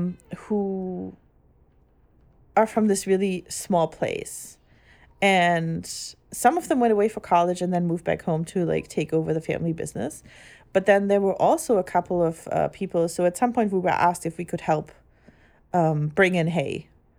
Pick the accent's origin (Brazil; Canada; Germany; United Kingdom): Germany; English is a second language; now in United States; growing up in Germany and ever only ever going to Catholic church, I guess.